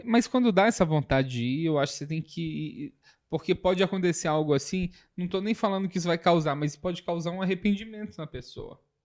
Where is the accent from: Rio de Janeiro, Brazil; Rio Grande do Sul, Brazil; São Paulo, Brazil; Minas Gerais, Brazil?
Minas Gerais, Brazil; São João del-Rei; moved away; also born or lived in Viçosa / Belo Horizonte; eu basicamente nasci em Viçosa, morei um pouco em BH, saí de Viçosa, voltei para Viçosa e dos 10 aos 18 anos eu morei em São João del Rei. Então é a cidade que eu me considero é, meu lar